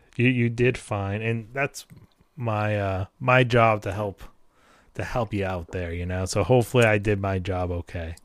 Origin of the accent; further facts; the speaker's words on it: New England, United States; I'm from New England